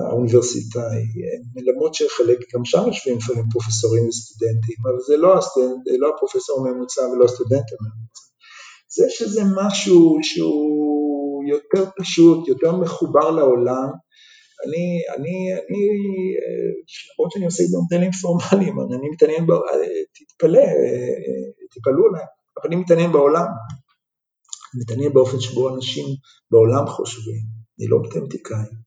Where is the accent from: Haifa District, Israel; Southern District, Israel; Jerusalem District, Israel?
Jerusalem District, Israel; Jerusalem; ובירושלים הקטנה שנולדתי בה